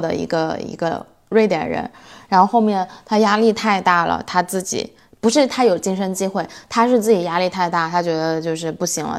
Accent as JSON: {"language": "Chinese", "country": "China", "moved": "yes", "lives_now": "Sweden", "said": "因为我们中国人在这边"}